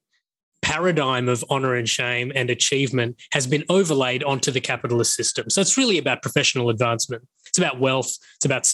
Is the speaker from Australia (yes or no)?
yes; Australia; moved away as an adult; also born or lived in Sri Lanka; now in Singapore; I spent the next 30 years of my life growing up in Australia. So culturally, I'm very much Australian